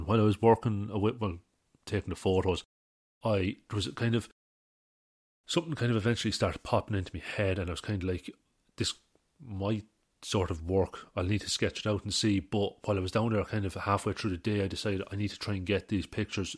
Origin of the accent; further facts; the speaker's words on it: Midlands, Ireland; I'm from the Midlands